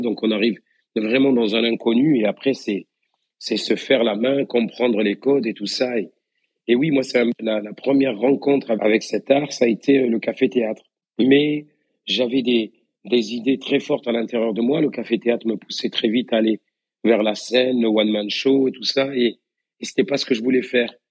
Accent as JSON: {"language": "French", "town": "Beaucaire", "region": "Occitania", "country": "France", "tie": "born or raised there", "also_born_or_lived": "Tarascon", "accent": "accent du Sud", "moved": "as an adult", "lives_now": "Paris, France", "said": "j'ai grandi dans la ville qui est de l'autre côté du pont, euh, sur Beaucaire."}